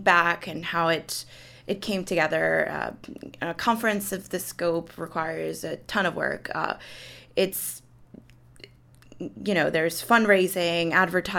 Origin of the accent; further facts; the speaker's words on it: Colombia; moved away; I'm originally from Colombia